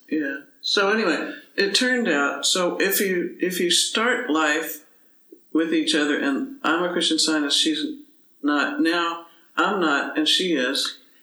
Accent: Dallas, Texas, United States; I was growing up in Dallas

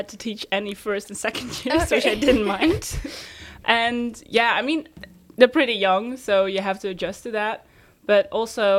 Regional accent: Netherlands; I'm from the Netherlands

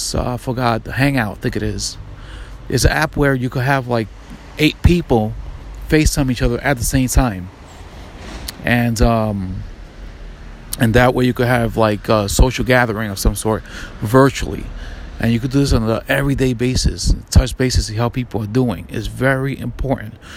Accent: New York, United States; I'm from New York, FDNY, EMS, NYPD

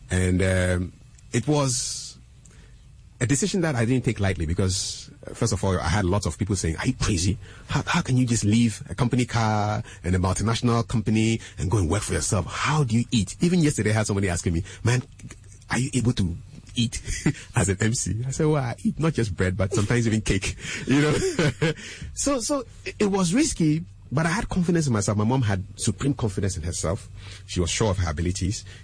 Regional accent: Ghana; also born or lived in Burkina Faso; I was born in Burkina, but I'm a Ghanaian.

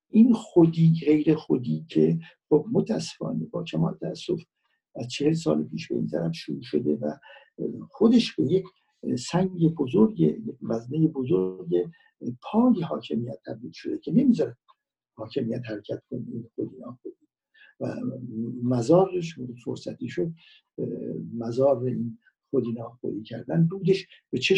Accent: Iran; من به عنوان کسی که در اینجا به دنیا آمدم شهروند ایران هستم

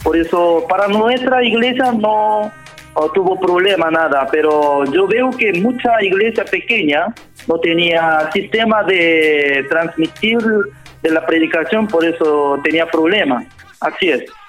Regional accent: South Korea; Spanish is a second language; moved away as an adult; also born or lived in Jamaica / Central America / South America; now in Santiago, Chile; siendo como extranjero, siendo coreano

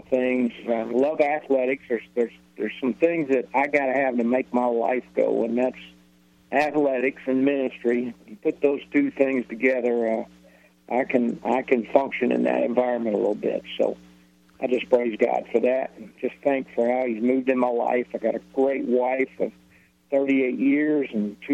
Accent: Newmanstown, Pennsylvania, United States; also born or lived in Ephrata, Pennsylvania; We grew up right outside of Lebanon, a little town called Newmanstown

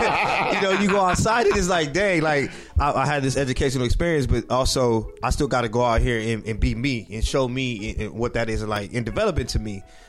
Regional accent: Inglewood, California, United States; in my experience at Inglewood High School

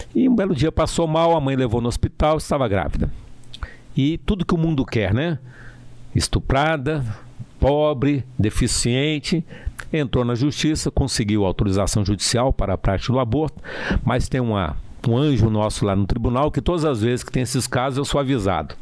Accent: Brasília, Federal District, Brazil; Eu, eu nasci em Brasília, mas a minha família toda é do estado do Piauí

